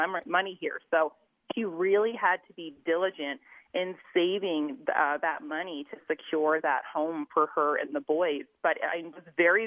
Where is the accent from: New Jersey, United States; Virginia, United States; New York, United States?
New Jersey, United States; moved away as an adult; now in Utah, United States; I'm originally from New Jersey, moved to Utah in 1999 to attend Brigham Young University